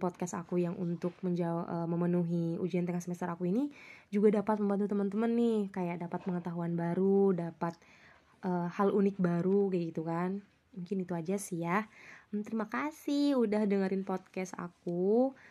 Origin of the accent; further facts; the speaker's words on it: Indonesia; di desa aku, eh, desa Tumengmaluku